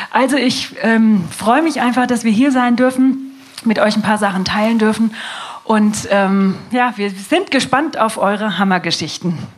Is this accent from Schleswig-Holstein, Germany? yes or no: no; Wiesbaden, Hesse, Germany; ähm, wir kommen aus Wiesbaden.